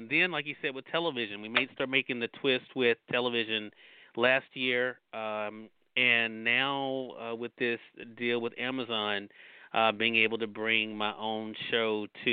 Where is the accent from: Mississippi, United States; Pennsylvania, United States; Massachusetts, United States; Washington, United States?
Mississippi, United States; I was presented the opportunity to start on radio in my home state of Mississippi